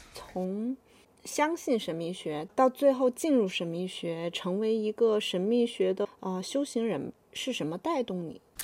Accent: China; 我们中国人

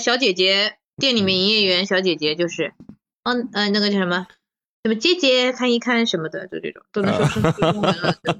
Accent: Shanghai, China; 因为我从小在上海长大嘛，那外滩就在我妈家附近，我小时候一直去的

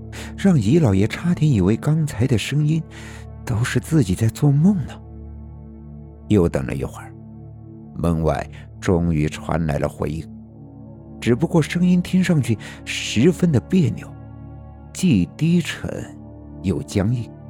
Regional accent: Northeast China, China; 我的老家是在东北的农村，事情发生在上世纪的八十年代。

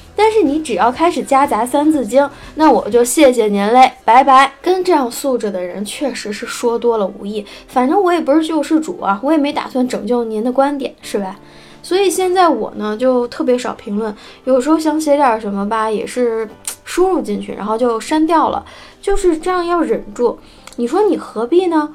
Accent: China; 我也是中国人了

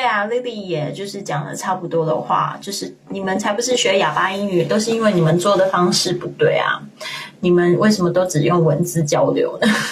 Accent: Kaohsiung, Taiwan; moved away as an adult; now in Spain; 我也是在一个小地方长大的呀。你说台湾算不算很小？算很小欸

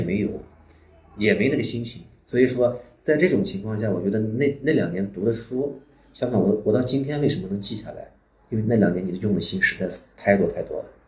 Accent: Xinjiang, China; moved away as an adult; also born or lived in Shenzhen; now in Dali, China; 从小在萨摩尔德面前长大，加上在偏远的山村

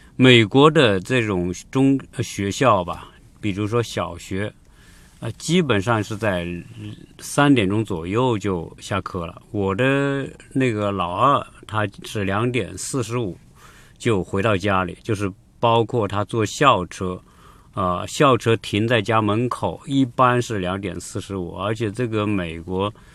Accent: China; 我们中国人

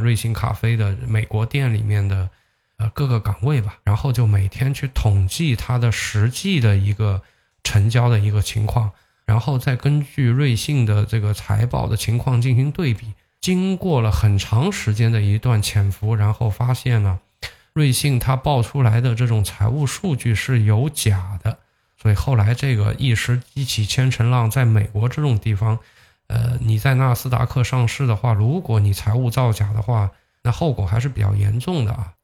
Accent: China; 我们中国人

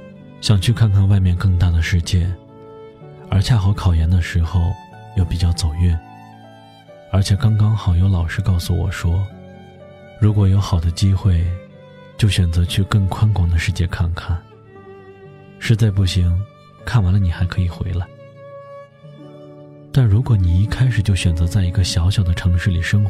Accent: Henan, China; 我的家乡是豫西北的一个小县城。曾经那里是以煤炭著称，但时至今日，煤炭早已被开采殆尽，故乡转型做起了旅游开发。

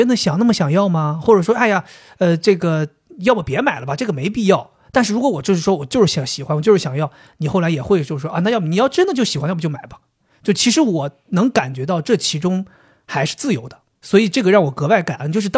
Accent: China; 不是他说的，我们中国人常用的是鲁迅说过。

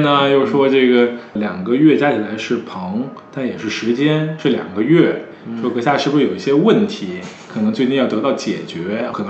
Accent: Beijing, China; moved away as an adult; now in Shanghai, China; 我一个北京人在上海

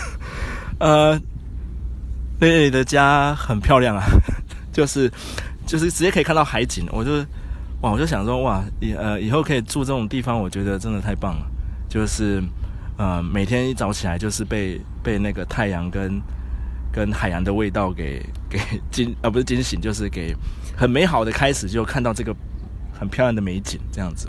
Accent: Taipei, Taiwan; 我是台北人

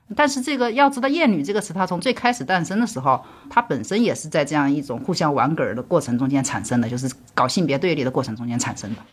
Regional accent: Southwest China, China; 我作为一个出生在中国西南地区的人

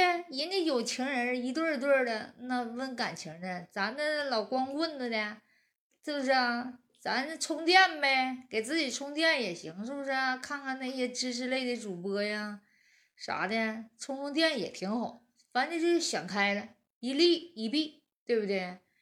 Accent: Northeast China, China; 俺们东北人

